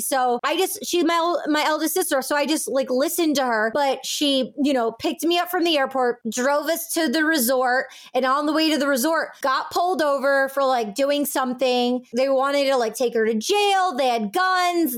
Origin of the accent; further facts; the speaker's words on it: California, United States; growing up in California